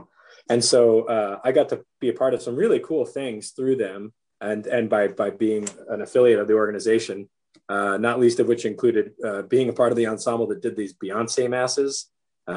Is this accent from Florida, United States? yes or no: no; Chula Vista, California, United States; moved away as an adult; also born or lived in Point Loma / Hawaii / Pasadena; I moved from Chula Vista across the bay to Point Loma